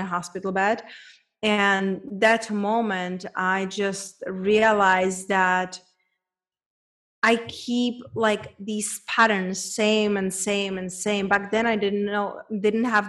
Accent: Czechia; English is a second language; moved away as an adult; also born or lived in Spain / London / United States; now in Mexico; It's a girl from small town back in Czech Republic. Hence, that's where my accent is from

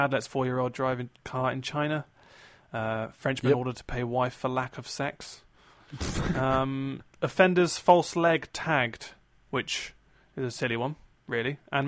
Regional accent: Australia; I'm actually from Australia.

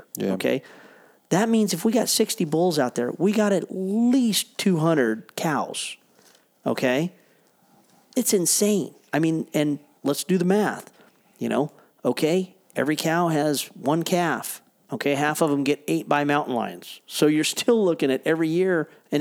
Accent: United States; moved away; I grew up right on the Oregon-California border on the coast

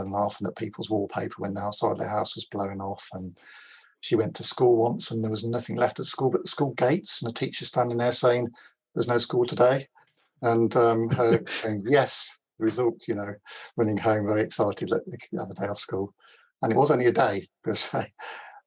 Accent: Coventry, West Midlands, United Kingdom; I grew up in it was a tiny terraced house in Coventry

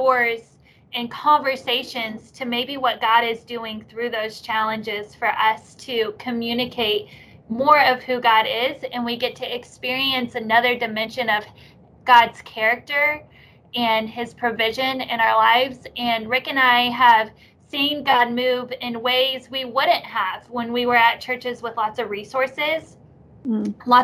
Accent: Oklahoma, United States; I am an Okie, born and raised. Love my state here in Oklahoma

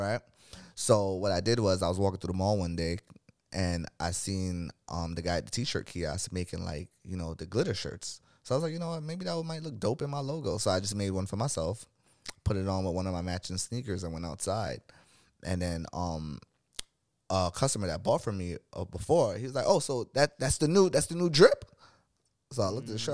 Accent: New York City, New York, United States; also born or lived in Crown Heights, Brooklyn; I was born in Brooklyn, New York

